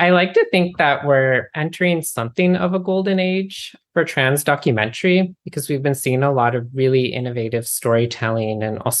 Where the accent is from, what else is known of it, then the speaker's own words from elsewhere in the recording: Pacific Northwest, United States; also born or lived in Canada; I grew up in the Pacific Northwest.